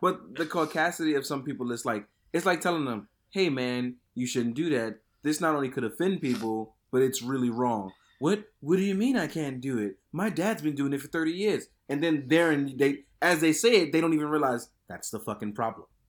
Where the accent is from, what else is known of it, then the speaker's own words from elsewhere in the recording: New York City, New York, United States; where I grew up in Fort Greene